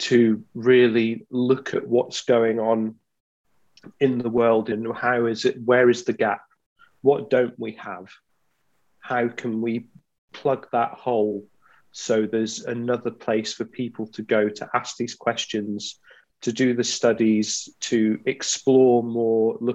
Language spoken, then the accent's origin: English; East Midlands, United Kingdom; also born or lived in Glasgow, Scotland; I grew up in the East Midlands. I was born just outside of Glasgow. So my dad's Scottish. And then we moved down to England, I think, when I was 3 or 4